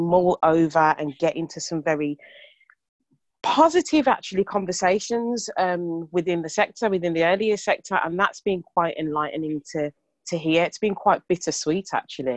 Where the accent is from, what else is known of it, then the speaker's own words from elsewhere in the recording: Birmingham, West Midlands, United Kingdom; accent: Brummie; our accents, being a Brummie